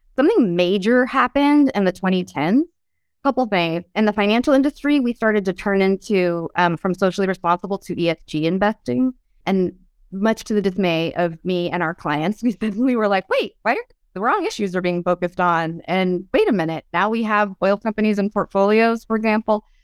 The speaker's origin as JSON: {"language": "English", "town": "Oroville", "region": "California", "country": "United States", "tie": "born or raised there", "said": "grew up in Oroville, which, if you've heard about Oroville at all, it's a small rural town"}